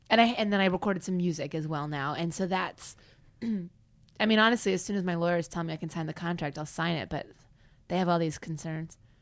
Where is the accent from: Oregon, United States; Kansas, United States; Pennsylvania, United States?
Kansas, United States; now in Los Angeles, United States; I'll be like, Ah, Kansas